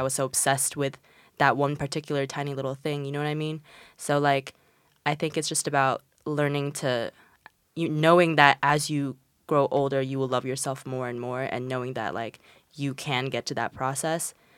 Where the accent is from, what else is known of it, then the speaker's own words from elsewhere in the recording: China; moved away; I'm from China and, like, coming from, like, Asian countries